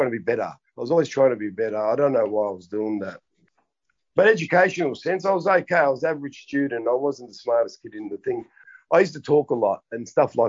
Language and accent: English; Melbourne, Victoria, Australia; I grew up in Melbourne.